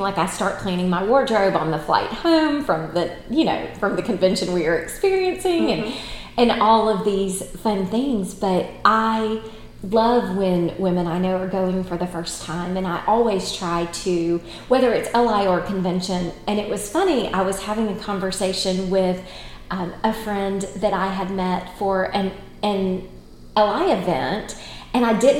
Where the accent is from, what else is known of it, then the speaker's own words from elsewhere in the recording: United States; as Americans